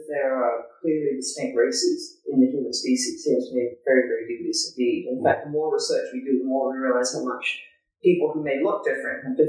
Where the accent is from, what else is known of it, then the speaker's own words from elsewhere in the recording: Canada; when I grew up in Canada, we were such a nice, kind of people